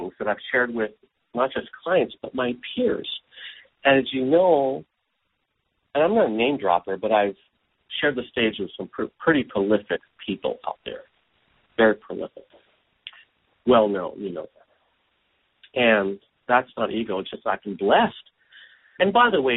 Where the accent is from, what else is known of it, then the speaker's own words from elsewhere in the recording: Hawaii, United States; moved away; also born or lived in San Francisco, California; I was born in San Francisco. I grew up in Hawaii since I was five.